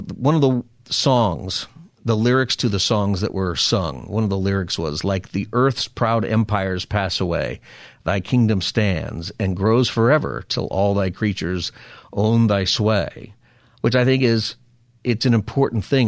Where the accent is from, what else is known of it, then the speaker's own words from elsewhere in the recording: West Coast, United States; as an American, and West Coasters like you